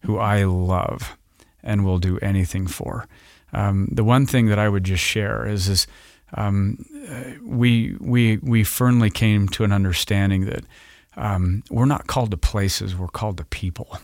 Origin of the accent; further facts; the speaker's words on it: Roy, Utah, United States; I grew up in northern Utah in the Roy area of goodly parents